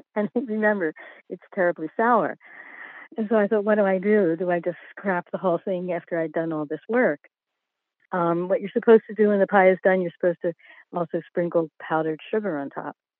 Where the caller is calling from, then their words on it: Wynnewood, Pennsylvania, United States; I'm calling from, uh, Wynwood, Pennsylvania